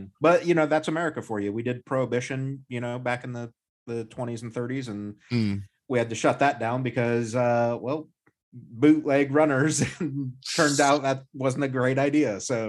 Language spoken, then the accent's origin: English; United States; as an American